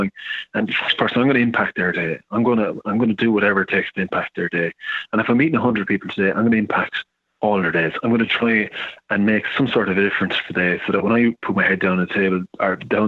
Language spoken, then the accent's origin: English; Ireland; I'm an Irishman, so I can say this, but the Irish, we're the worst in the world for taking compliments